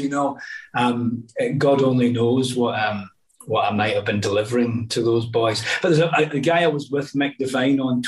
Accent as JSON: {"language": "English", "region": "Scotland", "country": "United Kingdom", "moved": "yes", "said": "I'm actually Scottish"}